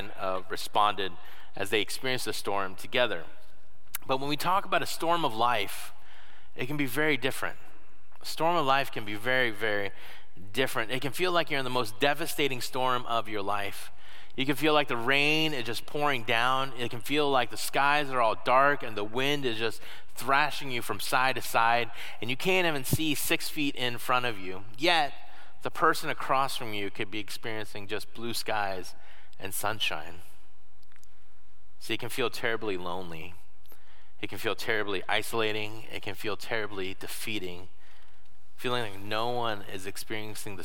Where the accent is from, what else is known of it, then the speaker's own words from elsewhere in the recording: Florida, United States; now in Michigan, United States; I'm not from Michigan, that I did not have snow days growing up. What we had instead were hurricane days. I grew up in Florida.